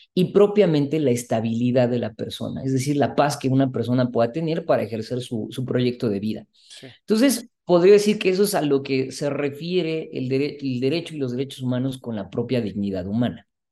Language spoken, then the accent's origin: Spanish; Mexico; como mexicanos y mexicanas